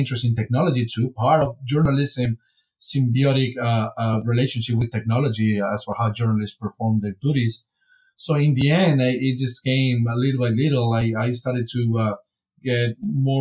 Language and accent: English; Spain; moved away as an adult; also born or lived in Wisconsin, United States / Texas, United States; now in Vienna, Austria; I'm originally from Spain, and I pursue a PhD in Spain in political science